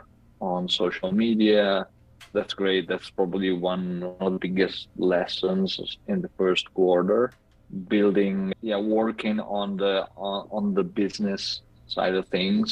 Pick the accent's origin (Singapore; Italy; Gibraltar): Italy; moved away; I'm calling in from Italy, back home for a week